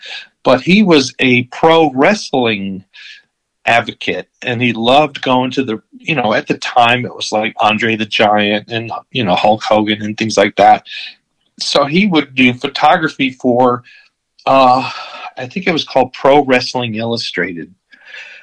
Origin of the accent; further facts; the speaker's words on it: Florida, United States; also born or lived in Connecticut; originally I was born in Connecticut and moved to Florida. And in Florida, you know, I went to high school